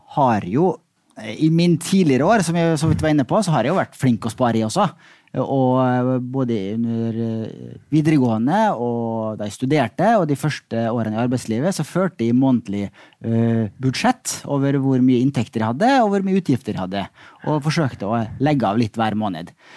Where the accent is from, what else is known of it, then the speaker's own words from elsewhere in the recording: Molde, Møre og Romsdal, Norway; Molde, der jeg vokste opp.